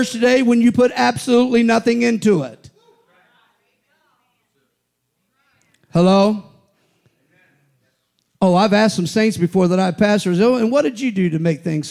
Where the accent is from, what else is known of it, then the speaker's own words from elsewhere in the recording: United States; I'm an American, full-blooded